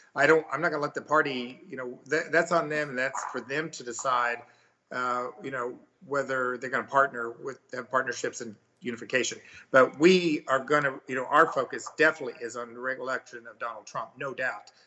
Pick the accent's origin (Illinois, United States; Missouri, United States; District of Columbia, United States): Missouri, United States; now in Texas, United States; I'm actually from Missouri